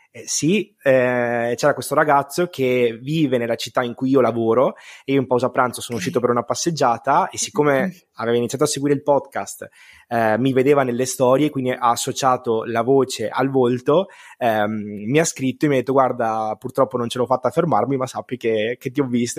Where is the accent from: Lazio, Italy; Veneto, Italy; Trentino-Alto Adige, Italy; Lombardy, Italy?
Veneto, Italy; sono veneto